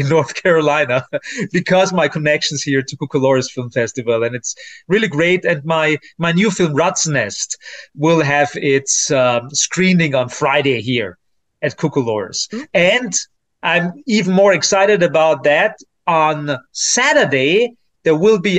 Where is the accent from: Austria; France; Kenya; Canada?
Austria; I'm from Austria.